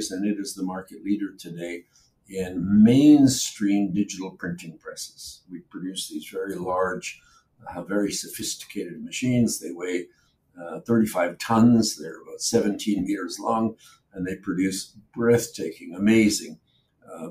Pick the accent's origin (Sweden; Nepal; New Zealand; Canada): Canada; moved away as an adult; also born or lived in Poland / Germany / England; now in Israel; spent the first couple of years of my life in a refugee camp in Germany. And then my parents moved to Canada. So I grew up in Canada